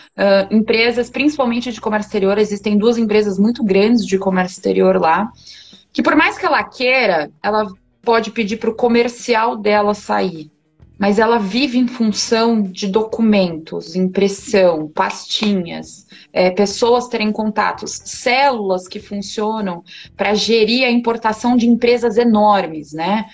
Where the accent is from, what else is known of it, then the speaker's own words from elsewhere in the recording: Brazil; nós, como brasileiros, nós temos essa cultura